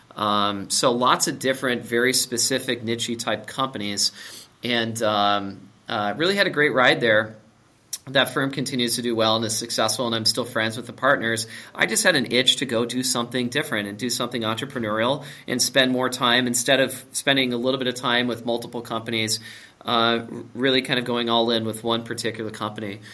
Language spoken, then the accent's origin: English; Minnesota, United States; I grew up in Minnesota. I went to Wayzata High School.